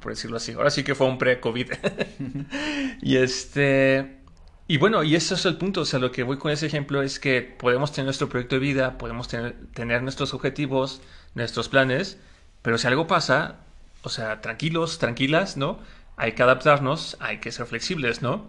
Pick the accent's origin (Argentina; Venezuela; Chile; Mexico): Mexico